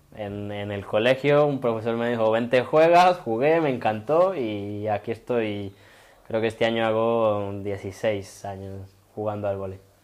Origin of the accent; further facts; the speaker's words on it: Itagüí, Antioquia, Colombia; now in Spain; al municipio de donde yo soy, que yo soy de Itagüí, que queda justo al lado de Medellín